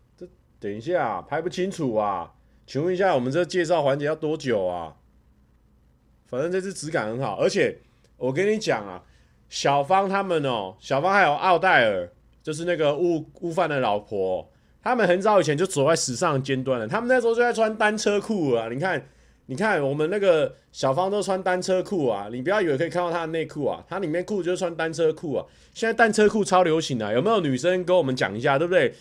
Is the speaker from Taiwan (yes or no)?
yes; Taiwan; 我们台湾人